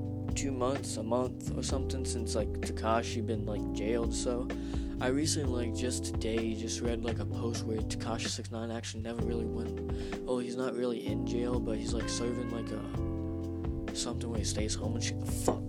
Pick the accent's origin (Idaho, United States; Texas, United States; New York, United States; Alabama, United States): Texas, United States; now in Pennsylvania, United States; Oh yeah, I come from Texas. If you can hear like an accent or some shit